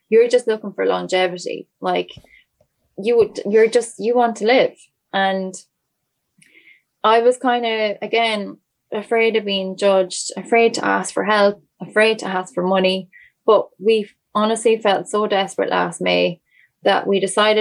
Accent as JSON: {"language": "English", "country": "Ireland", "tie": "born or raised there", "said": "Irish people. Everyone in, like it was, a lot of it was my community, my hometown"}